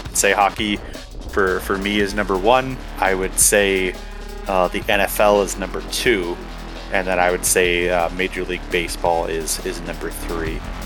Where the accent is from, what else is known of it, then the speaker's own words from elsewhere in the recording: Minnesota, United States; moved away as an adult; born and raised in Minnesota and, um, you know, spent most of my life there